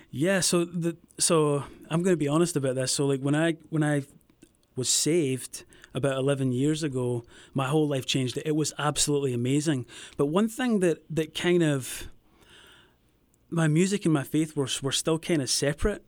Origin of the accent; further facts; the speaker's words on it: Scotland, United Kingdom; moved away as an adult; also born or lived in Los Angeles; I'm from Scotland, from a, a wee town just outside Glasgow, the west coast of Scotland.